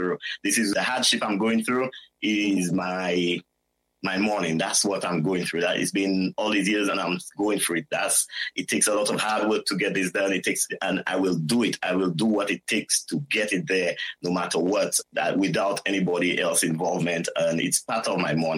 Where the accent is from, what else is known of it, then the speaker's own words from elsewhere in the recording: St. Lucia; moved away as an adult; also born or lived in New York, United States / Scotland; now in Dumbarton, United Kingdom; Growing up in St. Lucia